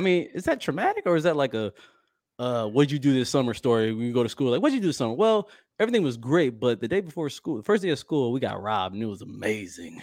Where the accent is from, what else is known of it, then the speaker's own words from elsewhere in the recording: Midwest, United States; moved away; my hometown, I guess the Midwest area